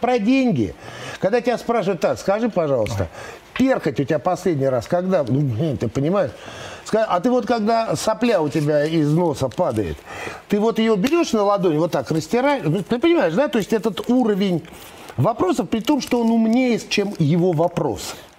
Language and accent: Russian; Moscow, Russia; я, в принципе, родился и вырос в Москве